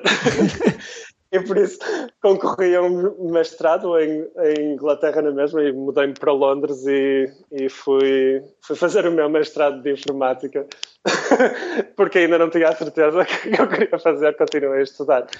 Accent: Porto, Norte, Portugal; moved away as an adult; also born or lived in London, United Kingdom; now in San Francisco, United States; crescendo no Porto, crescendo em Portugal

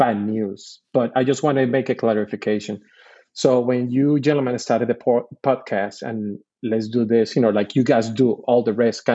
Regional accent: Puerto Rico; moved away as an adult; I'm born and raised in Puerto Rico. I did all my schooling from kindergarten all the way to my second year in college in Puerto Rico

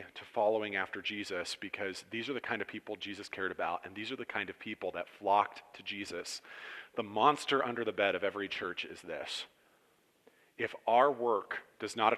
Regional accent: Cortland, New York, United States; I was raised in Cortland in a fairly good home

